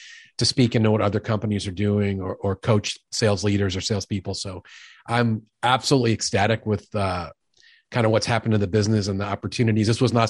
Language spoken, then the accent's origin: English; New York City, New York, United States; now in Midwest, United States; I'm a guy from New York who's been in the Midwest for 30 years. I lost most of my jerk and most of my accent, but they come out occasionally when I get wound up. I grew up in the home of a sales executive, a big time New York City sales executive